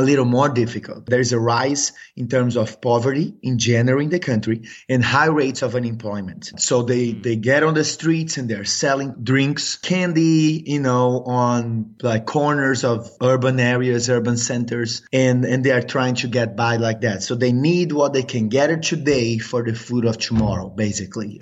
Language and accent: English; São Paulo, Brazil; moved away as an adult; now in United States; I'm actually from Brazil. I'm from São Paulo, Brazil. But I got to the U.S. 12 years ago through soccer.